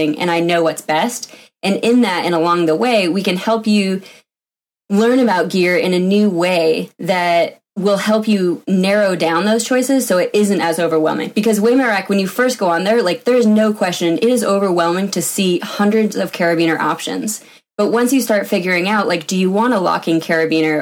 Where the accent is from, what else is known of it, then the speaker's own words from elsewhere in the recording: Vermont, United States; moved away as an adult; also born or lived in Washington; I grew up in Vermont, went to a big engineering school on the East Coast